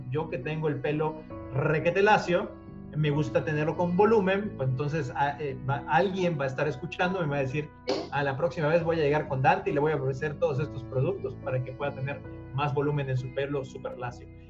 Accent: Mexico; somos mexicanos

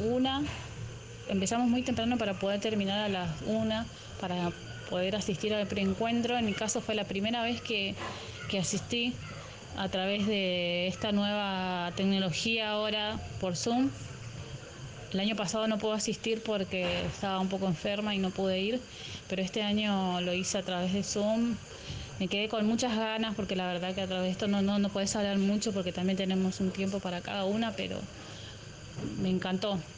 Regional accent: Argentina; nuestro país que tienen beneficios como del Estado

